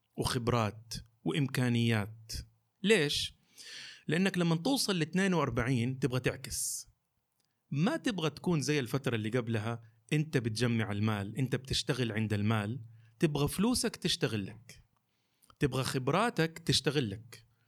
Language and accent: Arabic; Jeddah, Makkah Province, Saudi Arabia; also born or lived in Eastern Province, Saudi Arabia; لمدينتي مدينه جده